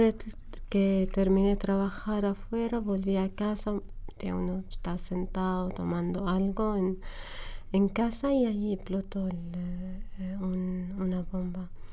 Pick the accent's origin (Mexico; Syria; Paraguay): Syria; Homs, Homs Governorate; Spanish is a second language; moved away as an adult; also born or lived in Damascus; now in Argentina; viví en Homs hasta que terminé la universidad y me fui a Damasco a trabajar